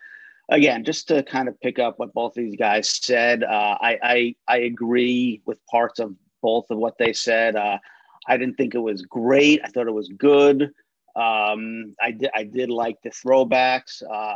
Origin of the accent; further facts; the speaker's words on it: Rockaway, New Jersey, United States; I grew up in Rockaway, New Jersey by the Rockaway Mall.